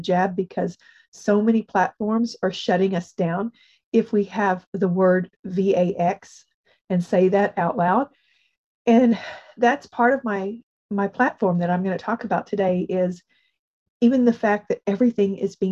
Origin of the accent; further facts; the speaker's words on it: United States; as an American